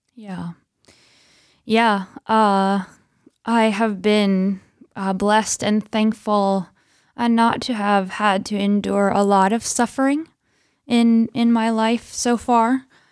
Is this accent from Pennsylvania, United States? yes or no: yes; Pennsylvania, United States; I am from Pennsylvania and was born and raised there